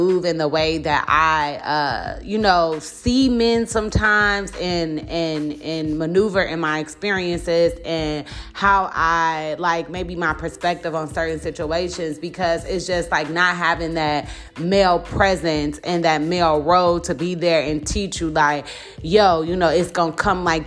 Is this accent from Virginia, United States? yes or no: no; Chicago, Illinois, United States; I'm from Chicago and am a part of, like, the quote-unquote art scene